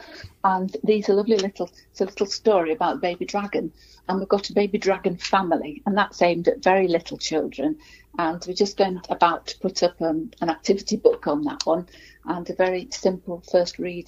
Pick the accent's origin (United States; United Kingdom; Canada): United Kingdom; Cheshire, North West England; the little town where I was born and brought up in Cheshire